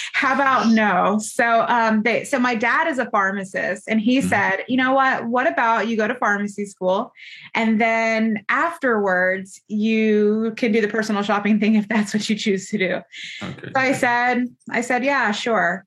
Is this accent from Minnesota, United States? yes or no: no; Florida, United States; moved away as an adult; also born or lived in Buffalo, New York; now in Georgia, United States; I'm from Florida, did my residency in New York, in Buffalo, New York.